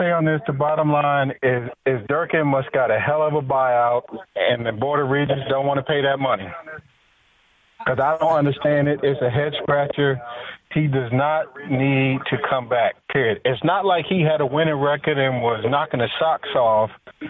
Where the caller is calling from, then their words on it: Maryland, United States; You asked for a Maryland caller, so I'm from Maryland, so here we go.